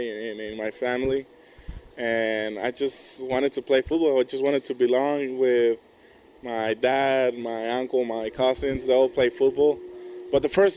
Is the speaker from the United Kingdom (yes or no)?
no; Mexico; moved away as an adult; now in United States; I can go back to my home country